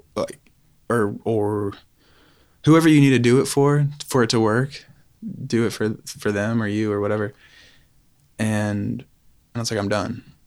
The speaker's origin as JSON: {"language": "English", "town": "Knoxville", "region": "Tennessee", "country": "United States", "tie": "born or raised there", "said": "I grew up in West, yeah, West Knoxville"}